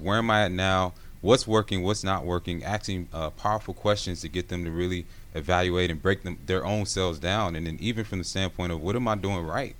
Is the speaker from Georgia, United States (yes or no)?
yes; Gwinnett, Georgia, United States; growing up in Gwinnett, going to Brookwood House, uh, High School